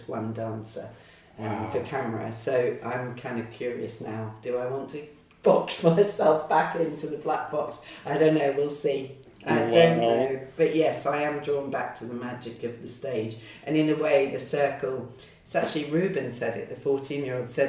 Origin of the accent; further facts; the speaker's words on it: Lowestoft, East of England, United Kingdom; I grew up in Lowestoft on the East Coast